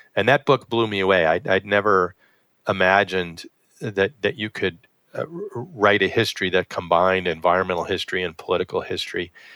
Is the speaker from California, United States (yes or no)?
no; West Hartford, Connecticut, United States; now in Buffalo, United States; I grew up in West Hartford, Connecticut